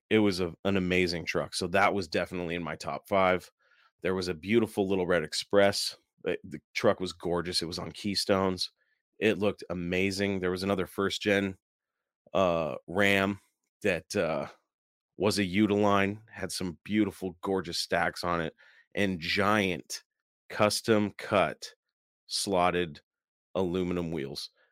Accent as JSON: {"language": "English", "town": "Seattle", "region": "Washington", "country": "United States", "said": "I'm from the Seattle area"}